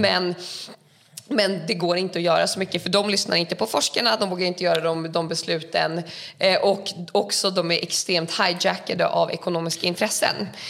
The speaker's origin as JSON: {"language": "Swedish", "country": "Sweden", "tie": "born or raised there", "said": "jag är uppvuxen i Sverige"}